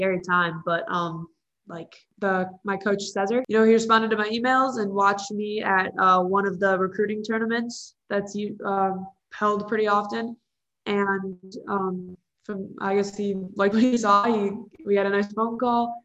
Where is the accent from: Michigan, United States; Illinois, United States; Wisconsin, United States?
Illinois, United States; moved away; I'm from Illinois